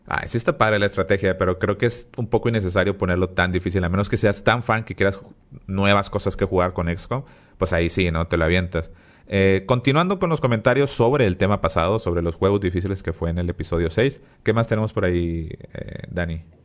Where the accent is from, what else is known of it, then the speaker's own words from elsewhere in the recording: Monterrey, Nuevo León, Mexico; somos regios